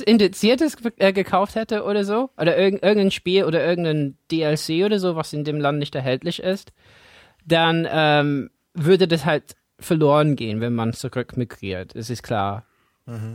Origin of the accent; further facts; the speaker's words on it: England, United Kingdom; German is a second language; now in Germany; für mich als Engländer in Deutschland